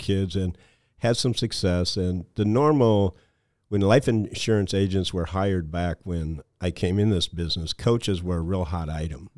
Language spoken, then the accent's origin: English; Mason City, Iowa, United States; also born or lived in Storm Lake, Iowa; I grew up in the Mason City, Iowa area